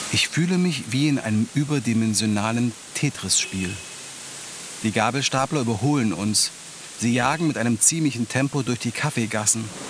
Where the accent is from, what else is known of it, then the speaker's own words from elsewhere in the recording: Halle, Saxony-Anhalt, Germany; meiner Heimatstadt Halle